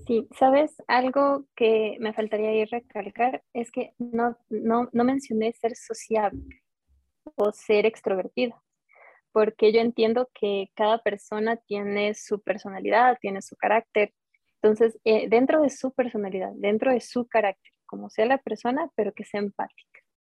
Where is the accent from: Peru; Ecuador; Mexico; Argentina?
Ecuador; como ecuatorianos